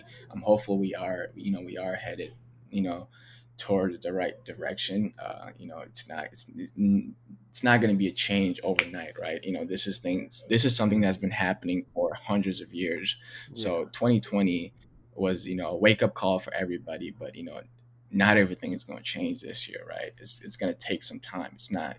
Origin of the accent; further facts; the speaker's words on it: Ethiopia; now in United States; people saw me and they didn't see that I was from Ethiopia. They didn't see that I, you know, that I'm not from here.